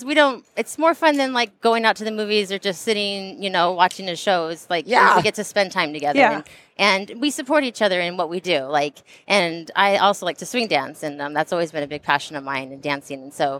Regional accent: Southern California, United States; I grew up in Southern California, and it's not the most gun-friendly of states.

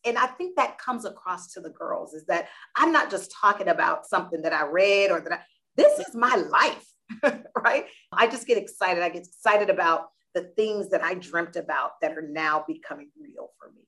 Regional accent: Deerfield Beach, Florida, United States; moved away as an adult; I am originally from South Florida, little town called Deerfield Beach. Left home 1988, went to college

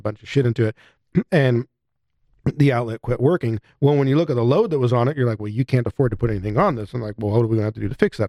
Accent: United States; as an American

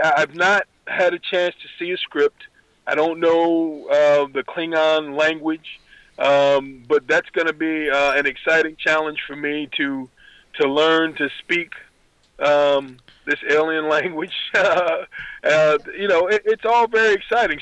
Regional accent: New Jersey, United States; I grew up in New Jersey

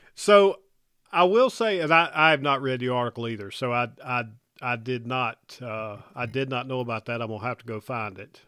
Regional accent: North Carolina, United States; growing up in North Carolina. I got to I got to hunt in snow a bit there

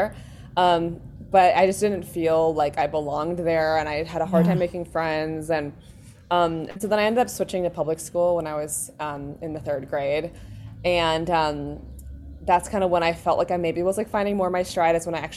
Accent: New York City, New York, United States; I grew up in New York City in the West Village

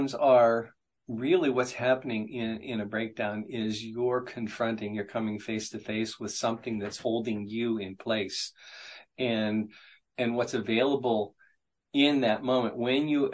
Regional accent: Appalachia, United States; I grew up in Appalachia

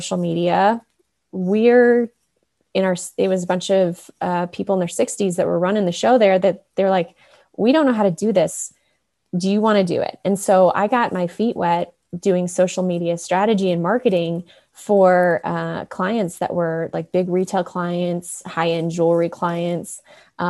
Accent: Chicago suburbs, Illinois, United States; moved away as an adult; now in Colorado, United States; I grew up in the Chicago suburbs and ended up going to college about an hour from where I grew up.

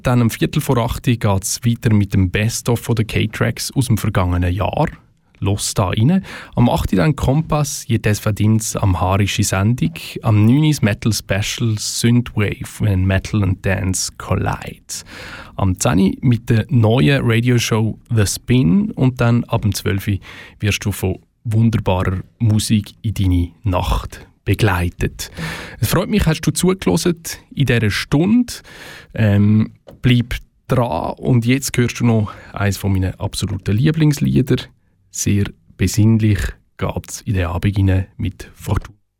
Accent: Switzerland; bei uns in der Schweiz

